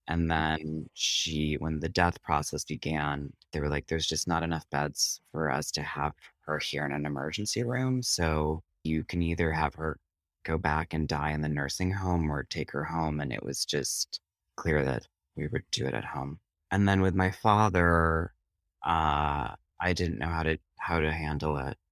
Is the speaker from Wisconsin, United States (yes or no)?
yes; Prairie du Sac, Wisconsin, United States; moved away as an adult; also born or lived in Interlochen, Michigan; now in New York, United States; I grew up in Prairie du Sac, Wisconsin